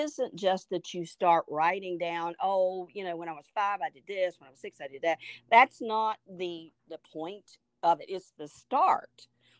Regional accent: United States; And, you know, we Americans, we don't really know anything about that.

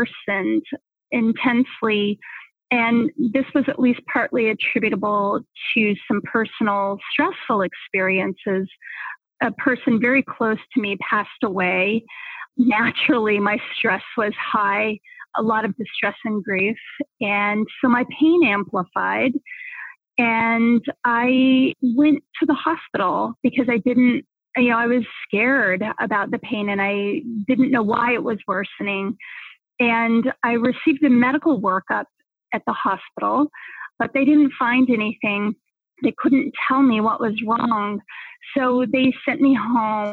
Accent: southern New Mexico, United States; moved away as an adult; also born or lived in Boulder, Colorado; I grew up in southern New Mexico, you know, which is really at the very bottom of the United States, in a small town that was very close to Texas and the Mexican border

